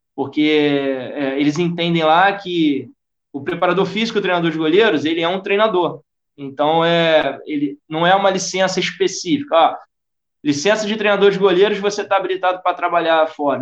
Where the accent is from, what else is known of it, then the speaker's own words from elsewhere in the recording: Rio de Janeiro, Brazil; accent: carioca; moved away as an adult; also born or lived in Tijuca, Rio de Janeiro / United Arab Emirates; depois fui para São Cristóvão. Minha minha vida inteira foi em São Cristóvão